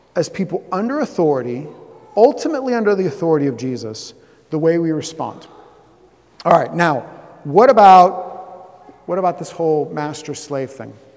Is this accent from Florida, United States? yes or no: yes; Southeast Florida, United States; moved away; I'm from Florida. I grew up in, in, in, Southeast Florida